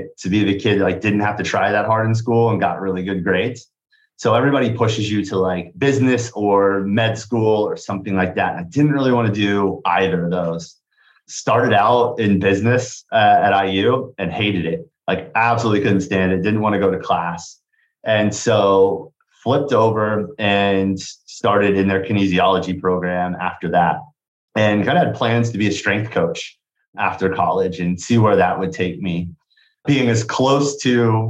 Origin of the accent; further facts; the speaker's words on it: Kansas, United States; moved away as an adult; also born or lived in Bloomington, Indiana; now in Indianapolis, United States; I came to Indiana from Kansas for college.